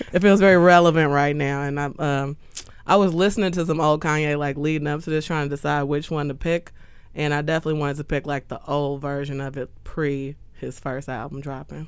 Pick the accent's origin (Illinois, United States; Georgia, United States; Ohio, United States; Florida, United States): Illinois, United States; Chicago; I'm from Chicago, south side of Chicago